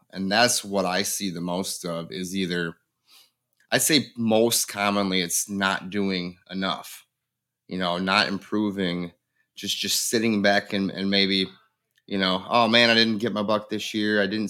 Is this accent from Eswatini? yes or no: no; Grand Haven, Michigan, United States; now in Livingston County, United States; I'm from Grand Haven, Michigan, live over in Livingston County now.